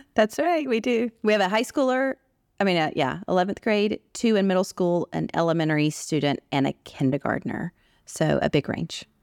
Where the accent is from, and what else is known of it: United States; born or raised there; moved away as an adult; also born or lived in Washington, D.C.; now in Arabian Peninsula